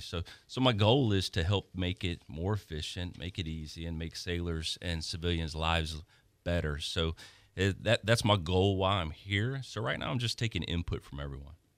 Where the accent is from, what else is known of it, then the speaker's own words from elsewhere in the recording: Baton Rouge, Louisiana, United States; moved away as an adult; also born or lived in Perry, Georgia; I'm originally from Baton Rouge, Louisiana. I was born and raised. I spent most of my life there